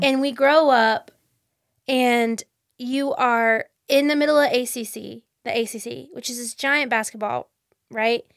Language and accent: English; Fayetteville, North Carolina, United States; I grew up in Fayetteville